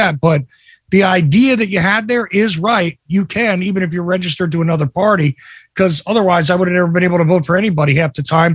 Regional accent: New Jersey, United States; I grew up in Jersey

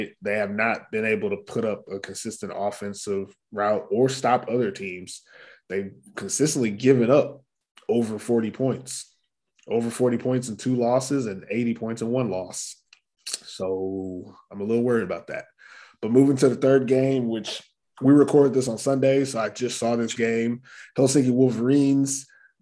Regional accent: Texas, United States; I'm from Texas. So, you know, I grew up playing, you know, breathing football

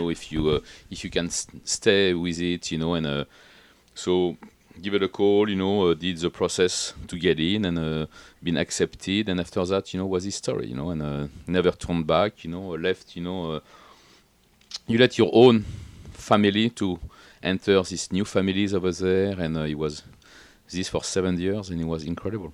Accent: Paris, Île-de-France, France; English is a second language; moved away as an adult; also born or lived in Atlantic coast, France / Washington, D.C., United States; now in United States; I was come from Paris originally, you know, as a as a yo-, young guys

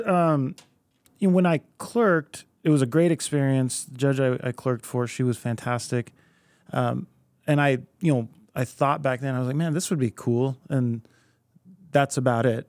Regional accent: Anchorage, Alaska, United States; first language Spanish; English is a second language; also born or lived in Oregon; I was born and raised here in Anchorage.

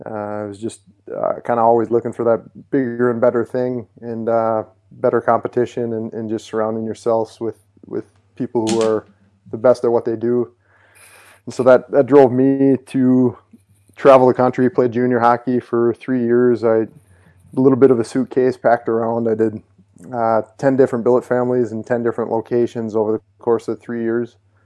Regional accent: Monticello, Minnesota, United States; I grew up in Minnesota. On a small little farm town called Monticello, and we had about 50 acres, a little bit of some horses.

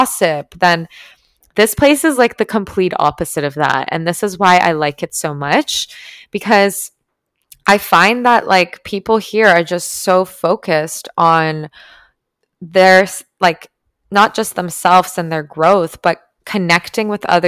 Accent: Toronto, Ontario, Canada; moved away as an adult; now in Tulum, Mexico; I'm from Toronto

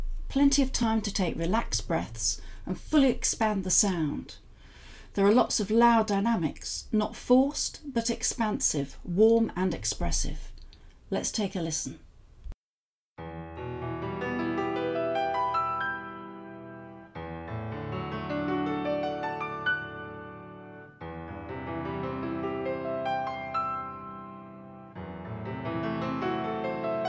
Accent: Southport, North West England, United Kingdom; also born or lived in Manchester; now in Brighton and Hove, United Kingdom; in Southport, where I was born

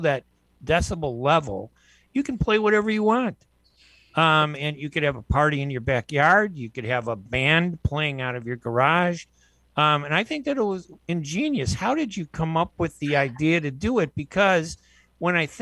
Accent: United States; I was born and raised here in the United States.

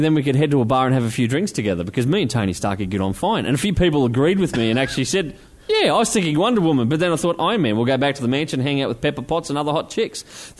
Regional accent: Maribyrnong, Victoria, Australia; I come from Maribyrnong. We ain't got shit.

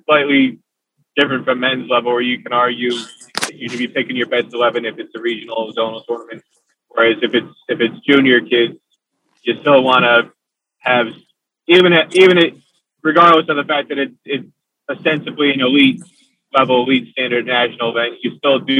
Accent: Kinnelon, New Jersey, United States; I grew up in Kinnelon, New Jersey

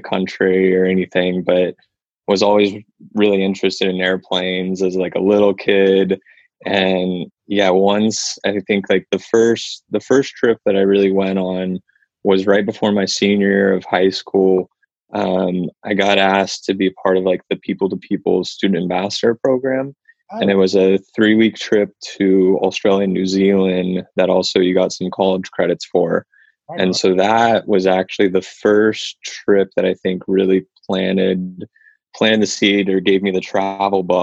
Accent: Santa Rosa, California, United States; also born or lived in Sacramento; I grew up in Santa Rosa, so up in Sonoma County, north of the city. And so I grew up there from being born up until moving to Sacramento for the undergrad program

